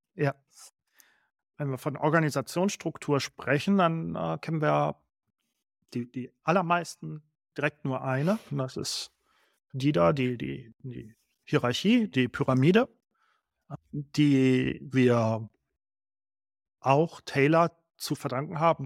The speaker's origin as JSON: {"language": "German", "region": "Baden-Württemberg", "country": "Germany", "tie": "born or raised there", "said": "ich bin in Baden geboren, vielleicht hat man es eben gehört."}